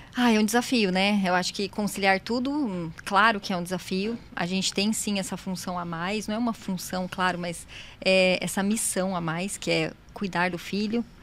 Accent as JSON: {"language": "Portuguese", "town": "São José dos Campos", "region": "São Paulo", "country": "Brazil", "tie": "born or raised there", "moved": "as an adult", "said": "São José é minha cidade natal, eu nasci aqui."}